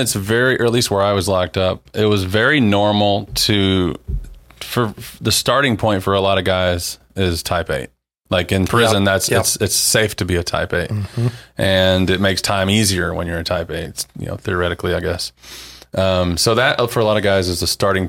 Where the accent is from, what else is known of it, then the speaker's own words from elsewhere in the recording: the Bible Belt, United States; I grew up in the Bible Belt.